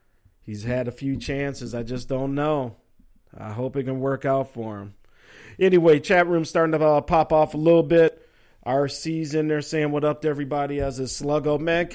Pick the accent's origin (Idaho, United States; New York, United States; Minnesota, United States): Minnesota, United States; Again, I am the sports governor of Minnesota, so you know I got to bring it from my home state.